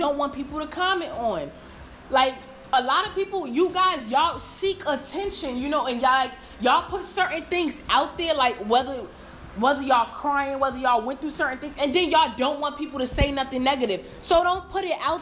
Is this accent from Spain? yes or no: no; New York, United States; I'm from New York